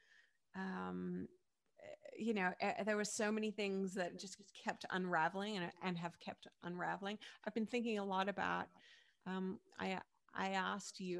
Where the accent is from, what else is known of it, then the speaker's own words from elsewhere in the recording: Perth, Western Australia, Australia; moved away as an adult; now in New York, United States; when I was growing up in Perth, Western Australia